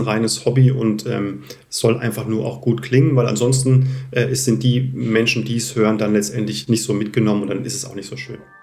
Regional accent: Lich, Hesse, Germany; also born or lived in Zurich / Munich; meiner Heimat äh, Lich

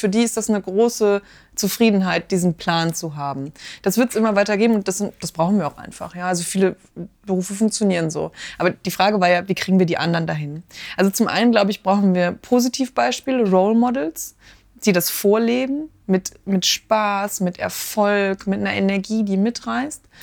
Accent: Marburg, Hesse, Germany; ich bin klar, Marburgerin, ne? bisschen Lokalpatriotismus darf auch sein, aber natürlich komme ich aus Mittelhessen, ganz klar.

